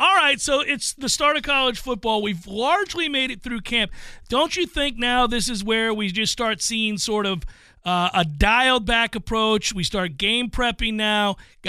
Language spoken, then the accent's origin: English; Tampa Bay, Florida, United States; born or raised there